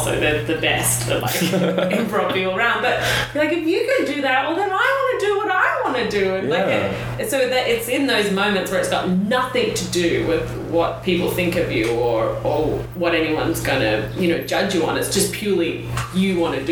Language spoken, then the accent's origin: English; Australia; now in New York, United States; I am an Australian